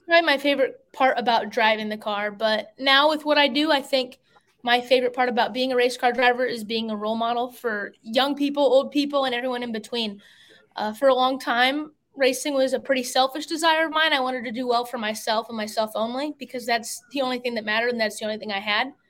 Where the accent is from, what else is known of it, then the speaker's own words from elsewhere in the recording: Fort Wayne, Indiana, United States; moved away as an adult; now in Concord, United States; I'm from Fort Wayne, Indiana, but now I currently live in Concord, North Carolina, because that's where my race career has taken me